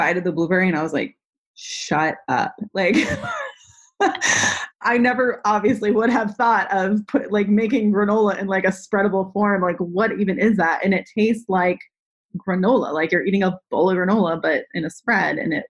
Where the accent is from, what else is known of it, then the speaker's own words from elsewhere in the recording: Northeast, United States; I grew up in the Northeast